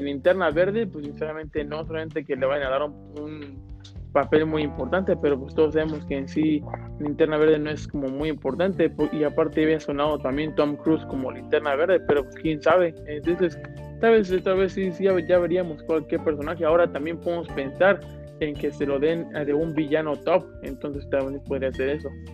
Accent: Mexico; uno como mexicano

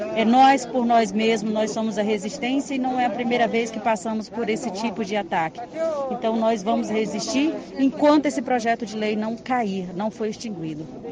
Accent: Altamira, Pará, Brazil; sou do estado do Pará, de Altamira, da aldeia do Camã

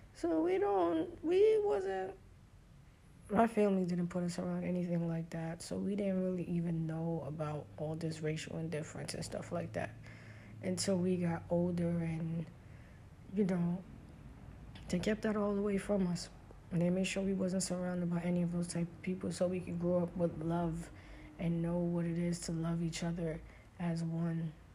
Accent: New York City, New York, United States; I grew up in Brooklyn

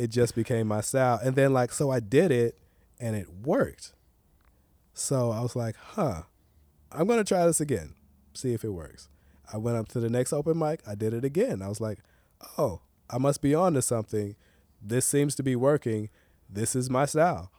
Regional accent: Tyler, Texas, United States; also born or lived in Los Angeles; now in Portland, United States; growing up in Tyler

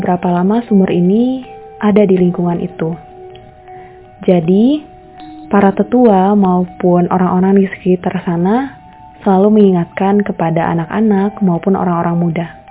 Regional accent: Indonesia; beberapa di antara kita sebagai orang Indonesia

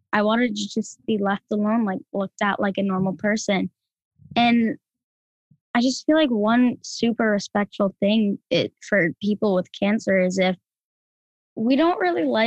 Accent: Rhode Island, United States; we're from Rhode Island

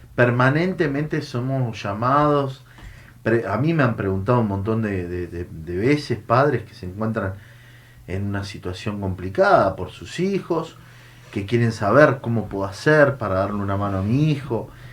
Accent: Mendoza, Argentina; moved away as an adult; also born or lived in Buenos Aires; yo soy un, hombre del interior, vengo de Mendoza

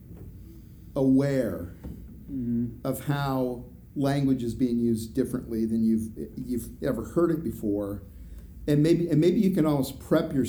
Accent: Idaho, United States; I'm from Idaho.

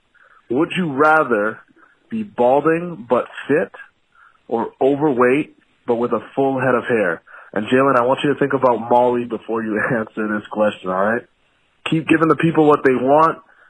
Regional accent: Toronto, Ontario, Canada; now in Prince George, Canada; I'm a police officer in Prince George, British Columbia. And I'm born and raised in Toronto.

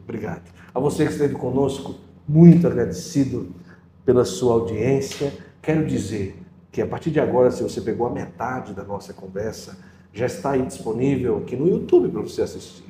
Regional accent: Northeast Region, Brazil; moved away; no Nordeste, de onde vim

